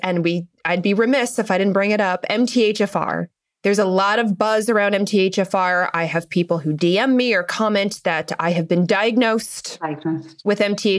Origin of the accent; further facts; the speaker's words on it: United States; from the States